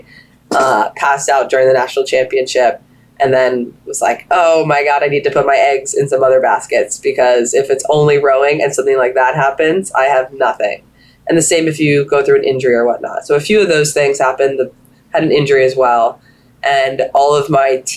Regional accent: Florida, United States; We're from Florida. It snows there.

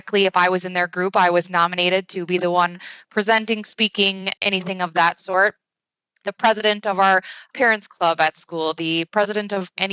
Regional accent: Wisconsin, United States; I'm from Wisconsin, born and raised. I live here with my husband

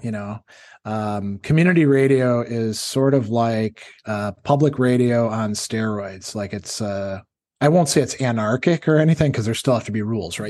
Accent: Wisconsin, United States; also born or lived in North Carolina / Indiana; now in New York, United States; we're both from Wisconsin. We actually went to high school together

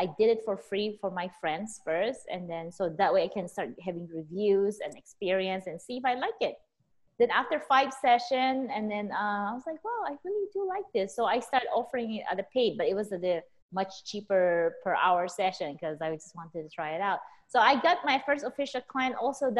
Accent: Philippines; also born or lived in California; now in Las Vegas, United States; I was born and raised in the Philippines.

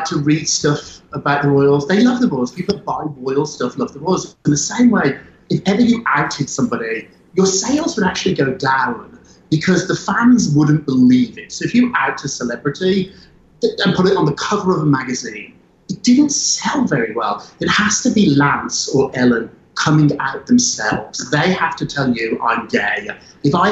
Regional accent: United Kingdom; moved away; I'm British. I went to school there. I grew up there.

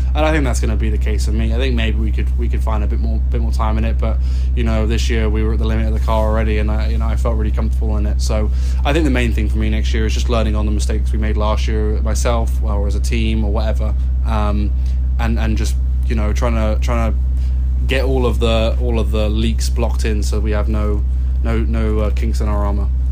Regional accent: England, United Kingdom; also born or lived in Los Angeles, United States; now in Carmel, United States; I'm from England

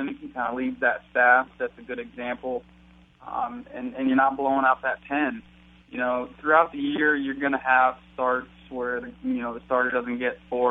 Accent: Wadsworth, Ohio, United States; I was back in Ohio in my hometown, Wadsworth, with my parents

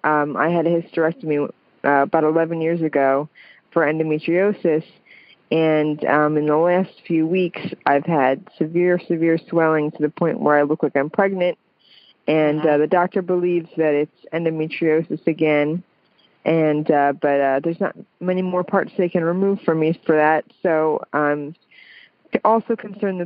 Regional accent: the South, United States; well, I'm from the South, so

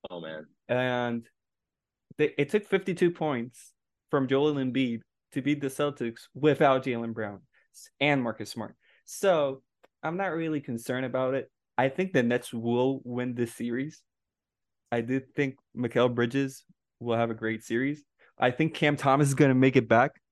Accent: Puerto Rico; we're from Puerto Rico.

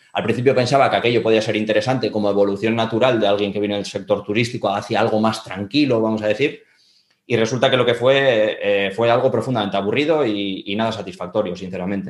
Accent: Bilbao, Basque Country, Spain; also born or lived in Andorra; yo soy de Bilbao, estudié turismo aquí en Bilbao

